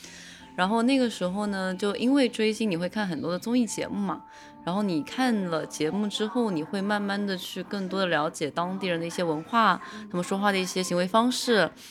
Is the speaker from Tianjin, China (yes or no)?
no; Nanjing, Jiangsu, China; moved away as an adult; now in Japan; 我是出生在南京，现在生活在日本的